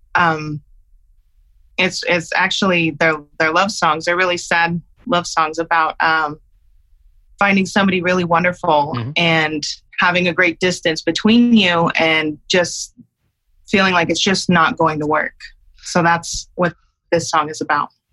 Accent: Utah, United States; I was living in my hometown in Utah

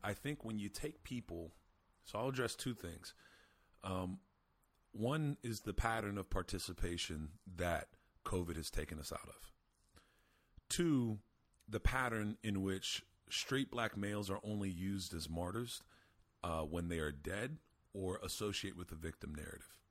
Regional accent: Lebanon, Pennsylvania, United States; my small hometown of 25,000 people in Lebanon, Pennsylvania

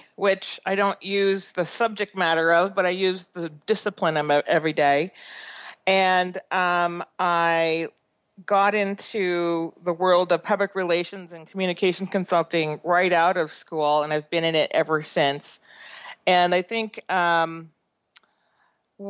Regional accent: Boston, Massachusetts, United States; also born or lived in Providence, Rhode Island; now in San Francisco Bay Area, United States; I grew up on the East Coast between Boston area and Providence, Boston until I was in seventh grade, and Providence eighth to 12th grade

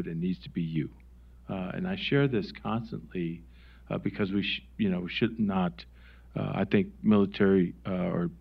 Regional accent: Wisconsin, United States; moved away; I'm from Wisconsin

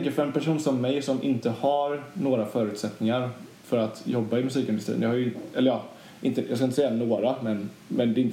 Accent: Sweden; jag är svensk motherfucker.

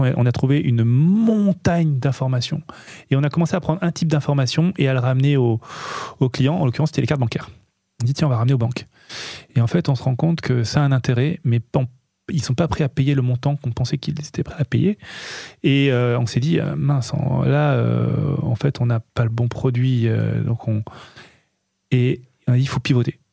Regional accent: Nice, Provence-Alpes-Côte d'Azur, France; on est, on est niçois

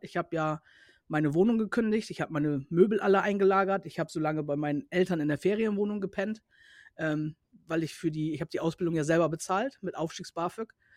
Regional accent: Cuxhaven, Lower Saxony, Germany; also born or lived in Bremerhaven / North Rhine-Westphalia; ich komme nicht aus Braunschweig, ich komme halt aus äh, Cuxhaven

